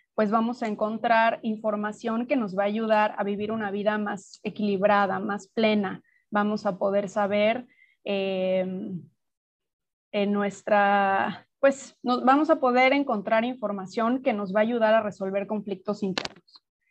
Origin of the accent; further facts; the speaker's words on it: Mexico City, Mexico; moved away as an adult; now in Playa del Carmen, Mexico; yo soy mexicana, nací en, la Ciudad de México y vivo en Playa del Carmen desde hace ya siete años y medio